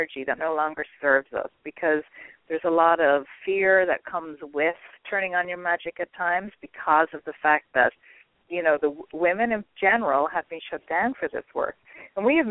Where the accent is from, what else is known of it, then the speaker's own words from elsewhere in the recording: Ireland; I'm Irish